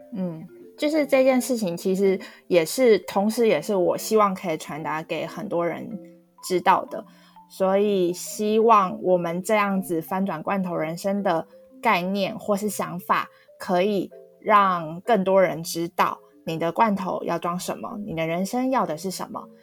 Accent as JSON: {"language": "Chinese", "town": "Taipei", "country": "Taiwan", "tie": "born or raised there", "also_born_or_lived": "Hualien", "said": "都住在台北，从小到大生活一直都，也一直都在台北。虽然说我也是在花莲出生，幼稚园以前是在花莲，但我本人从幼稚园一直到大学都没有离开过台湾本岛，连离岛都没有去过"}